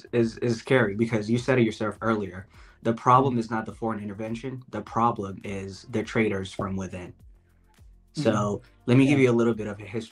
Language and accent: English; Ethiopia; moved away as an adult; now in Las Vegas, United States; I'm originally from Ethiopia. I came here in 2018.